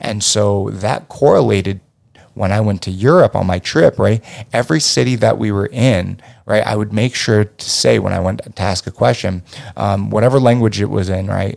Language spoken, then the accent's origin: English; United States; being an American